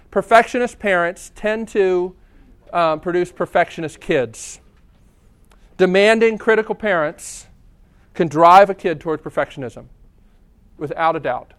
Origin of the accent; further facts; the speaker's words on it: United States; I'm an American.